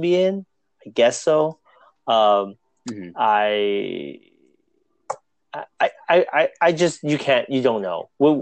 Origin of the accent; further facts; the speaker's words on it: United States; we as an American